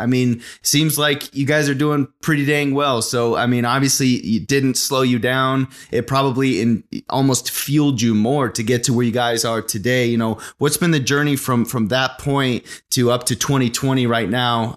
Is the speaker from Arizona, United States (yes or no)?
yes; Arizona, United States; getting out of my small town I was in through soccer to kind of get to college. And so I busted it uh, sophomore year playing with a, a Premier League down in uh, a, a big city. I was uh, about an hour and a half away in Phoenix. I'm from Arizona